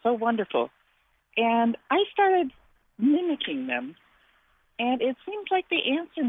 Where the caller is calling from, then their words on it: East Hampton, United States; also born or lived in Indiana; I'm from East Hampton, and I've only lived here for 5 years. I moved from Indiana